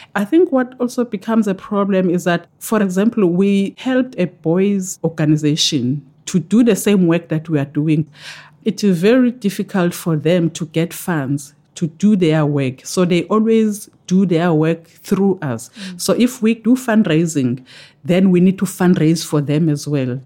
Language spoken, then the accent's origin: English; KwaZulu-Natal, South Africa; I come from KwaZulu Natal in South Africa, where KwaZulu Natal borders with Eastern Cape and Lesotho. So I'm closer to the Lesotho border.